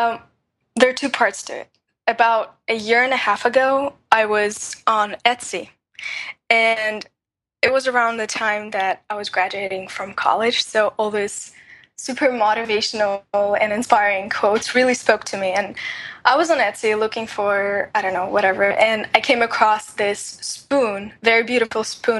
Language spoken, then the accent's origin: English; Russia; moved away; I was born in Russia